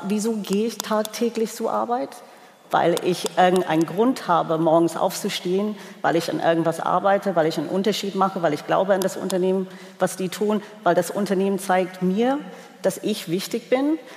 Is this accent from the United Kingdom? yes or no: yes; England, United Kingdom; moved away; als Engländerin